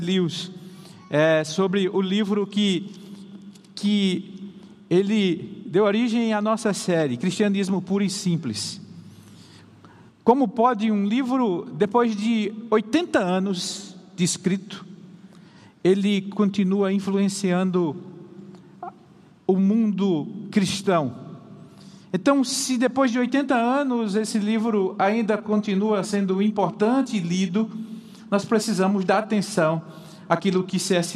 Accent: Paraíba, Brazil; moved away; sempre vou lá para Paraíba, minha terra

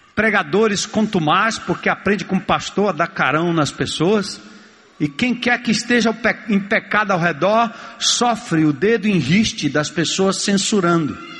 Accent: São Paulo, Brazil; eu nasci e me criei em São Paulo

